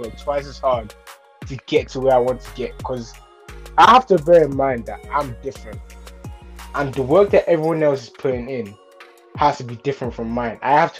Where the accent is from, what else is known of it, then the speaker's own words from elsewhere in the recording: Nigeria; now in London, United Kingdom; So I moved from Nigeria to London because, like I said, I want to be a football player.